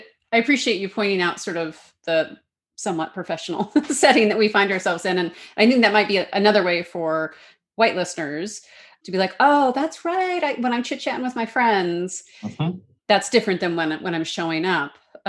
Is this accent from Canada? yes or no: yes; Canada; accent: Canadian; as my Canadian accent faded away for the most part, faded away, although I still have some quirks.